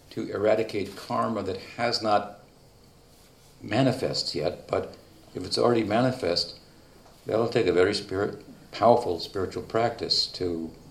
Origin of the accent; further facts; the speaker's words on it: Argentina; Pero un parte del ah, karma de nosotros está que somos suramericanos, somos argentinos